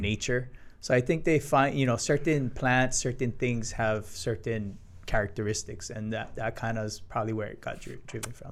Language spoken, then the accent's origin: English; Hilo, Hawaii, United States; my parents moved to Hilo, and I was born in Hilo